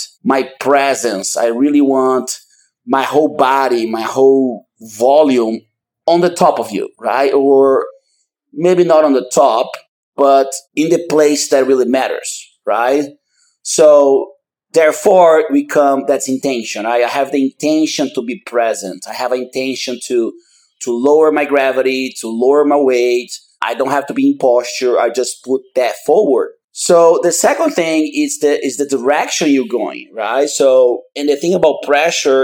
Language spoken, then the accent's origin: English; Manaus, Amazonas, Brazil; moved away as an adult; now in Austin, United States; I'm 40 years old and I'm from Manaus, Brazil. I've been in the United States for about 20 years.